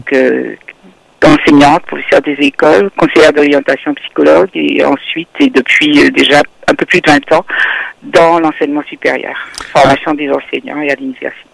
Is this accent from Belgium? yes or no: no; Martinique; moved away as an adult; also born or lived in Guadeloupe / Saint-Martin; J'ai grandi jusqu'au bac à la Martinique